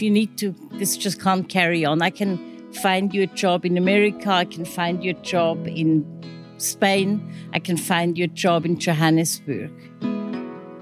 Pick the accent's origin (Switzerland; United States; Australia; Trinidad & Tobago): Switzerland; first language Swiss German; English is a second language; moved away as an adult; now in Kommetjie, South Africa; I'm from Switzerland